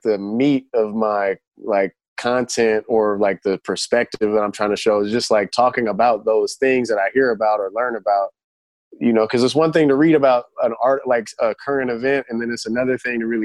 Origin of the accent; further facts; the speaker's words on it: Oakland, California, United States; I'm from Oakland, California, born and raised